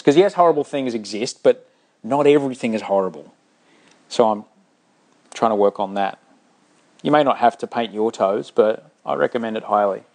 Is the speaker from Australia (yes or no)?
yes; Brisbane, Queensland, Australia; I grew up in Brisbane